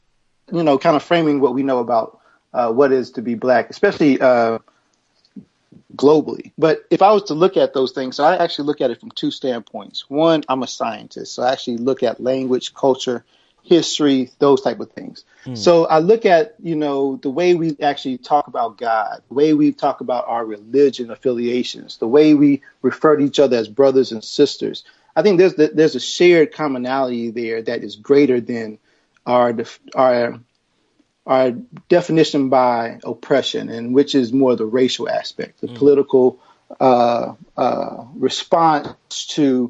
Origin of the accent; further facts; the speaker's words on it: the South, United States; accent: Southern; If you hear my accent, I'm actually from the South